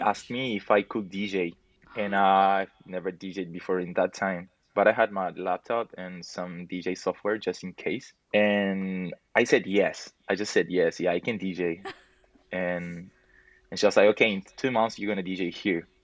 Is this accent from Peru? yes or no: yes; Peru; I'm from Peru